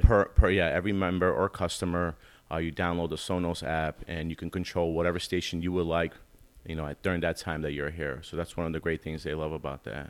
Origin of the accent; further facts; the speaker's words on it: Albany, New York, United States; also born or lived in Queens, New York; I'm from the Albany, Capital Region area. Um, pretty much born and raised